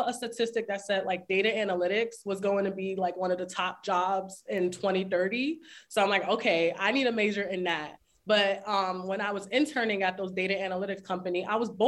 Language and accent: English; New York City, New York, United States; I'm from the Bronx, New York